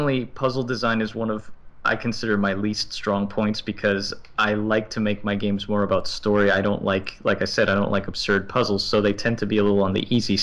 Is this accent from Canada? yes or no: no; Miami, Florida, United States; moved away as an adult; now in New York, United States; I was born and I grew up in Miami. I've lived there for 31 years before I moved here to New York.